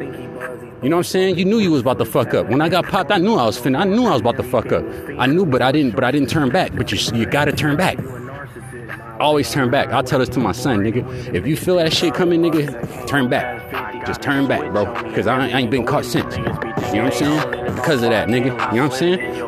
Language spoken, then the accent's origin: English; Sacramento, California, United States; Growing up in Sacramento